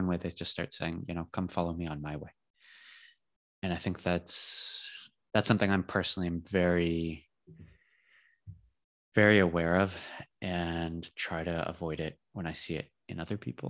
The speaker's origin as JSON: {"language": "English", "region": "California", "country": "United States", "tie": "born or raised there", "moved": "yes", "lives_now": "Spain", "said": "I grew up in California."}